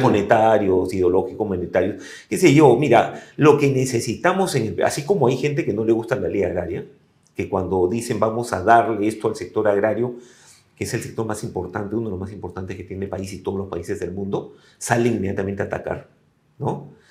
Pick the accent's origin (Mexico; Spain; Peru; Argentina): Peru; como peruanos